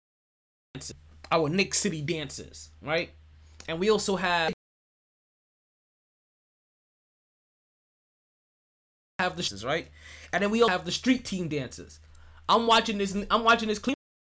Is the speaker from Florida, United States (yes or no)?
yes; South Florida, United States; I'm from South Florida.